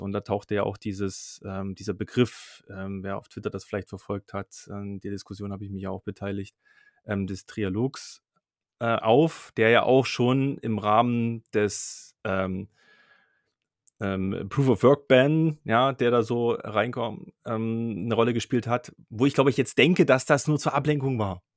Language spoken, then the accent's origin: German; Dresden, Saxony, Germany; Ich komme aus Dresden